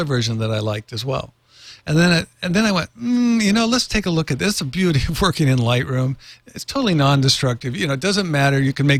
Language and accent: English; Norway; also born or lived in San Francisco, United States; My father's from Norway, and I was born in San Francisco.